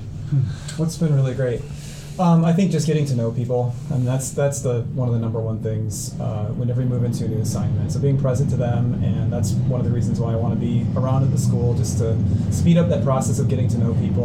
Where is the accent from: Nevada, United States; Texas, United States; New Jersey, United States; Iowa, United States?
Iowa, United States; Cedar Rapids; I grew up here in Cedar Rapids, um, closer to Hiawatha, really